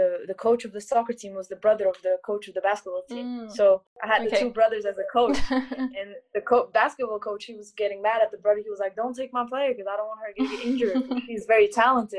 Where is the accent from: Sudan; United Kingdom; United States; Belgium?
Belgium; moved away as an adult; now in Zaragoza, Spain; I'm from Belgium.